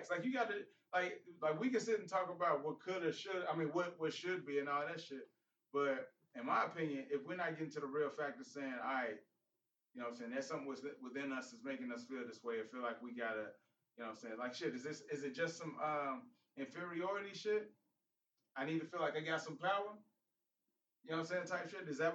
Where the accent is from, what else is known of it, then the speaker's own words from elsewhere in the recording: Chicago, Illinois, United States; moved away; I'm from Chicago.